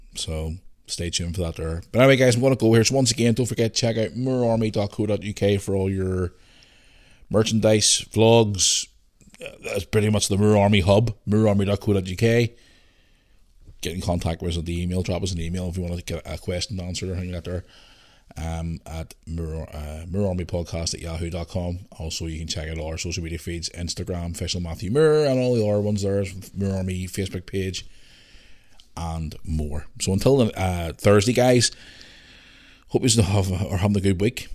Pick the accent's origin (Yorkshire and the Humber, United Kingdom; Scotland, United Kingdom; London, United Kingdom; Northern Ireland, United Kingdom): Northern Ireland, United Kingdom; Belfast; growing up in Belfast during the Troubles